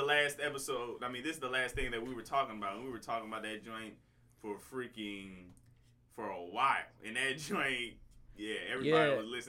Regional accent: Iowa, United States; I'm from Iowa, bro.

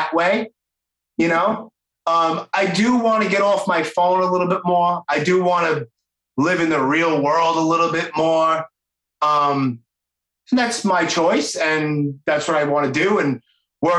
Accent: New York City, New York, United States; accent: Brooklyn; my knucklehead Brooklyn accent

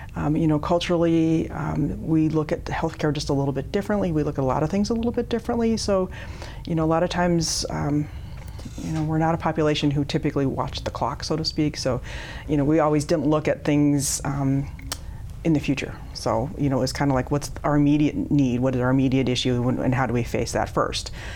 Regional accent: South Dakota, United States; also born or lived in Eagle Butte, South Dakota; now in Sioux Falls, United States; I was born in South Dakota and moved all over the state when I was growing up.

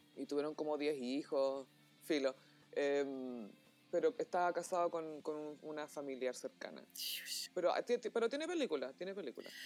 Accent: Chile

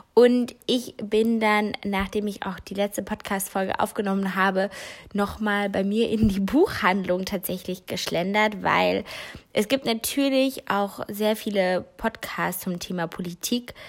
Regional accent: North Rhine-Westphalia, Germany; bei uns in NRW

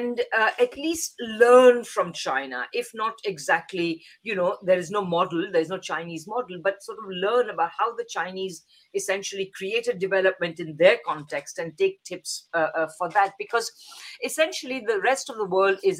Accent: India; moved away; I'm originally from India

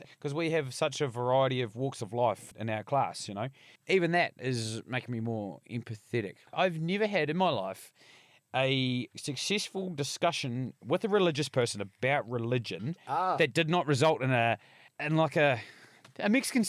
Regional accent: Bluff, Southland, New Zealand; growing up in Bluff was the same.

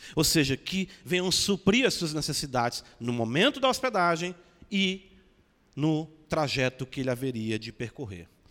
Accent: Brazil; nós mesmos, mesmos, mesmo como brasileiros

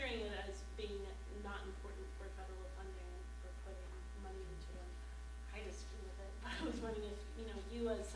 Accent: Los Angeles, California, United States; moved away; I'm from Los Angeles

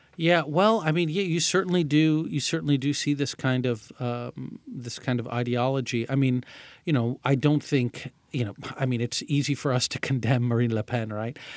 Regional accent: Saudi Arabia; moved away; growing up in Saudi Arabia

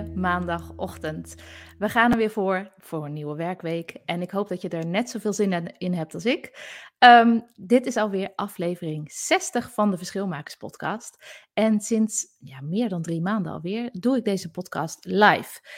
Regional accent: Zaltbommel, Gelderland, Netherlands; accent: soft G; first language Gronings; Want vroeger ben ik in Zaltbommel opgegroeid en leerde ik als eerste Gronings van mijn ouders

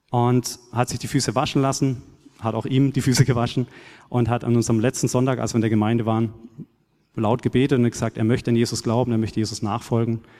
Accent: Baden-Württemberg, Germany; ich bin auf einem kleinen Bauernhof aufgewachsen in Südbaden und war da schon als kleiner Knirps oft mit meinem Vater oder Großvater im, auf dem Acker unterwegs oder in den Weinbergen

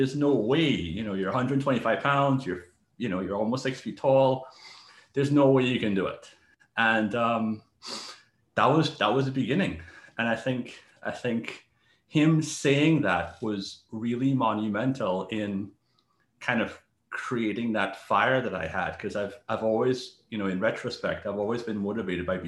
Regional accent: Trinidad & Tobago; now in New York City, United States; I also had, you know, a pretty tough childhood growing up in Trinidad

